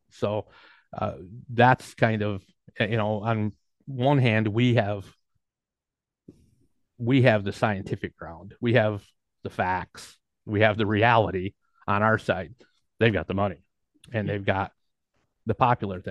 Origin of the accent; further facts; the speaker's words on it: Kalamazoo, Michigan, United States; I'm from Kalamazoo